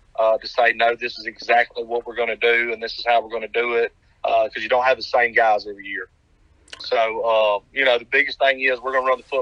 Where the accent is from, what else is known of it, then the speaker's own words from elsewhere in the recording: United States; moved away as an adult; now in Pearl River County, Mississippi, United States; I grew up pretty much on the Mississippi line